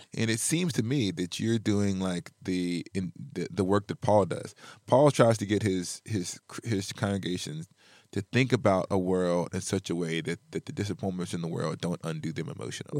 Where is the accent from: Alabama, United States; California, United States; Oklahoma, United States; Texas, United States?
Alabama, United States; now in Midwest, United States; as an African American growing up in Alabama